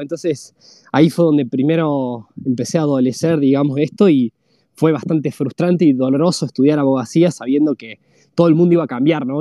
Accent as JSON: {"language": "Spanish", "region": "La Rioja", "country": "Argentina", "tie": "born or raised there", "also_born_or_lived": "San Juan, Argentina", "moved": "as an adult", "said": "yo soy oriundo de la, de la Rioja principalmente, o sea, nací en La Rioja. Eh, ahí donde fue donde, donde, me, donde me crié"}